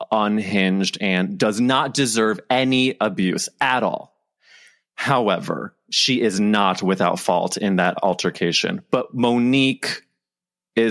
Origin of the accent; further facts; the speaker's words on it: St. Louis, Missouri, United States; I'm from St. Louis, where, you know, Andy's from. And so like my parents know his parents.